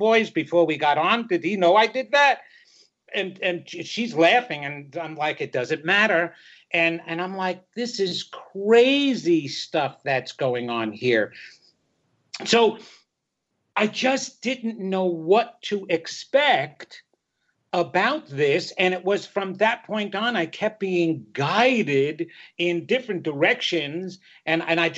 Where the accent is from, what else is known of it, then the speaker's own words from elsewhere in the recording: Long Island, New York, United States; I come from Long Island, a small little town on Long Island